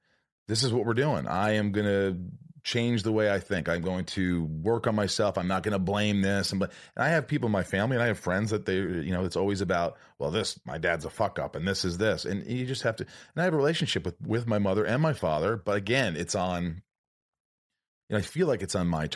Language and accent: English; Indiana, United States; also born or lived in New York; No, I grew up in Indiana, but I was born in New York.